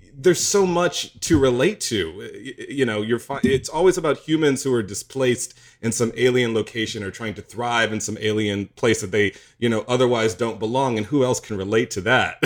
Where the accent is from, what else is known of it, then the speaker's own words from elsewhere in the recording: the South, United States; part of being a gay black boy growing up in the South means that you have a divided life. I did.